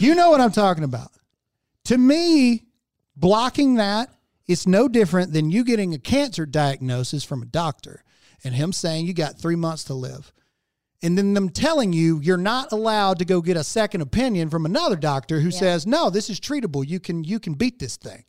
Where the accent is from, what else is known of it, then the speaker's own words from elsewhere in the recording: United States; as an American